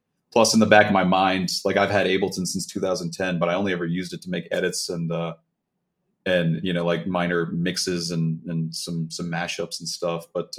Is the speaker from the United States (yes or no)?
yes; Baltimore, Maryland, United States; now in Atlanta, United States; So I'm originally from Baltimore, Maryland